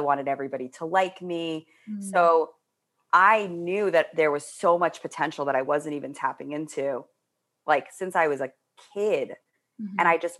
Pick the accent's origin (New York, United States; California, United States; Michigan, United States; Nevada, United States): New York, United States; Manhattan; I was like from Manhattan. Everybody else was from Long Island. So like I had this big, it's a very different energy when you're like from the suburbs versus city kid.